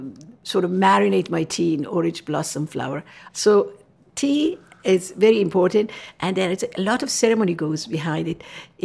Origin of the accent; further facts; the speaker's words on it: Tehran, Tehran Province, Iran; moved away as an adult; now in United States; I was born and raised in Tehran. Mm-hmm. I came from Tehran capital. It's very cosmopolitan, 16 mm-hmm. million population. Very westernized.